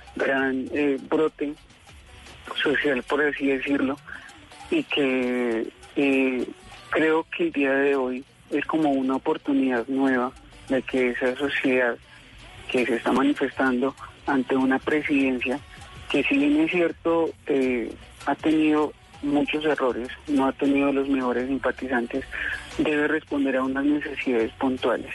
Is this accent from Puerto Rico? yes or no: no; Manizales, Caldas, Colombia; now in Bogotá, Colombia; yo pues soy de Manizales, y pues por cosas de la vida resulta que en Bogotá